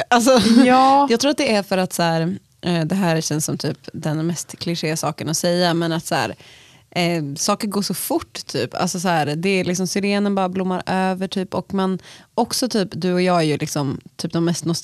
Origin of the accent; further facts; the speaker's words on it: Stockholm, Stockholm County, Sweden; eller jag är uppvuxen i Stockholm och då är det ändå ett eh, sommartecken, eller vårtecken var att eh, gå på Gröna Lund.